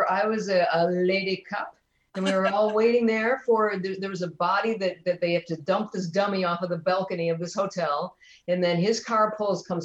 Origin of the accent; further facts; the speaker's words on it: Detroit, Michigan, United States; I was born in 1962 in Detroit.